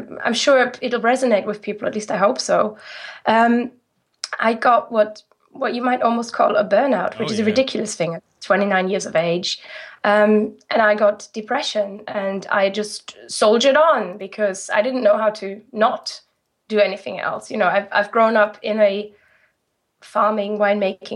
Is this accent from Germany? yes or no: yes; Rhineland-Palatinate, Germany; English is a second language; moved away as an adult; now in United Kingdom; I'm from the Moselle Valley